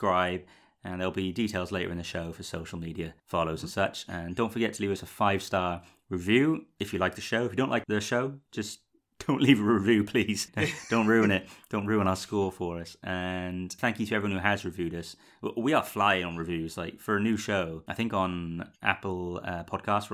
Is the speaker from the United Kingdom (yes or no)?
yes; United Kingdom; I, as a British person